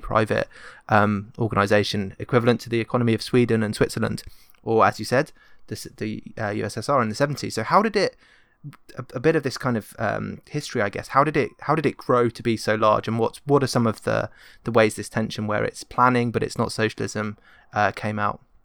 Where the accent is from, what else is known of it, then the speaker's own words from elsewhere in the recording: England, United Kingdom; an English person